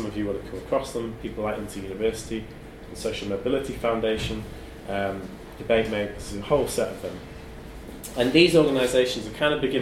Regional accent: Sheffield, Yorkshire and the Humber, United Kingdom; now in London, United Kingdom; I'm from Sheffield, and now live in London

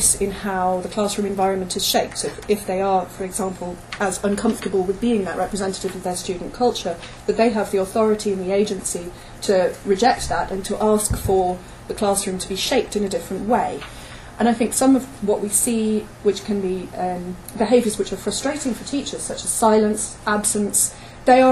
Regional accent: United Kingdom; I'm British by origin

